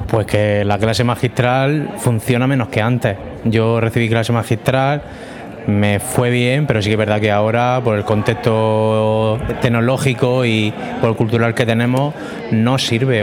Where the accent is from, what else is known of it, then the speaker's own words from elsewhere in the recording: Murcia, Region of Murcia, Spain; soy de aquí de Murcia, aquí al lado de, de la universidad